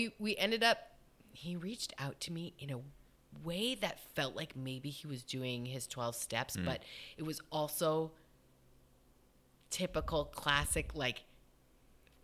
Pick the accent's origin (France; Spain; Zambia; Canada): Canada; we're both from Canada.